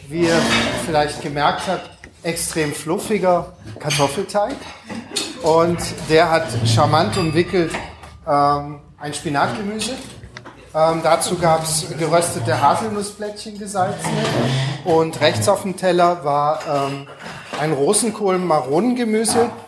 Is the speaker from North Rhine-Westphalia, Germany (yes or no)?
yes; Düsseldorf, North Rhine-Westphalia, Germany; Ich bin auch aus Düsseldorf.